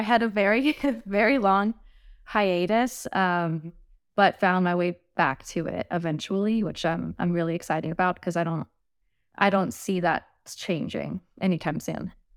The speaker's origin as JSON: {"language": "English", "region": "the South", "country": "United States", "lives_now": "Nashville, United States", "said": "I'm from the South, so it's, like, it's in my blood"}